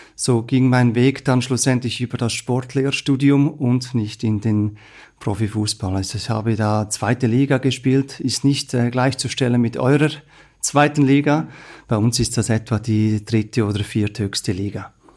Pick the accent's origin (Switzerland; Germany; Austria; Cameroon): Switzerland; Central Switzerland; ich komme selber aus der Innerschweiz